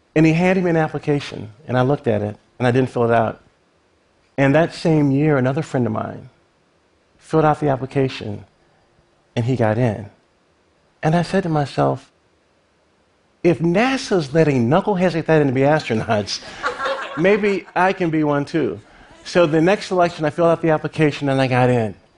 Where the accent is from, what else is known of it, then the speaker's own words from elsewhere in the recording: Lynchburg, Virginia, United States; Lynchburg, Virginia, my hometown